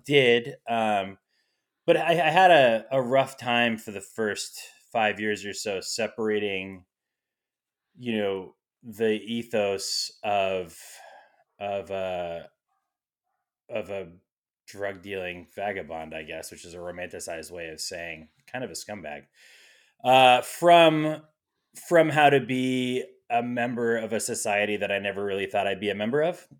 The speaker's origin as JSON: {"language": "English", "region": "New England", "country": "United States", "moved": "as an adult", "said": "fellow New England or East Coast expats"}